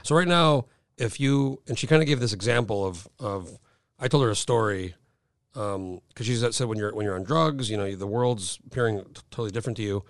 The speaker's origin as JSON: {"language": "English", "region": "New Mexico", "country": "United States", "tie": "born or raised there", "moved": "as an adult", "lives_now": "Alaska, United States", "said": "I grew up in New Mexico, moved moved here in 04"}